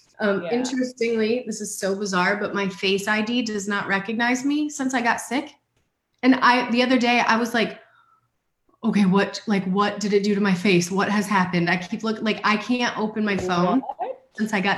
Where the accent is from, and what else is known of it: Iowa, United States; born or raised there; moved away